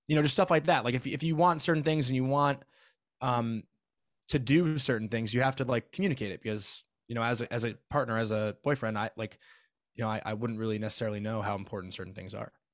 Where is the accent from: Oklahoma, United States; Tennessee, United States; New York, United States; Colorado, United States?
New York, United States; Syosset; I'm from Syosset, Long Island